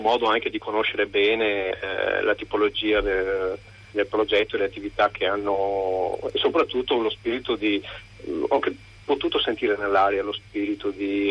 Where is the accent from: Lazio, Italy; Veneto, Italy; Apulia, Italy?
Veneto, Italy; da noi in Veneto viviamo